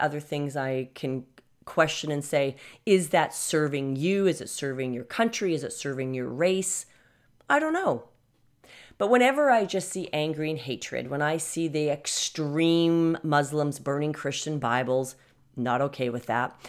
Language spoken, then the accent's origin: English; Canada; I'm from Canada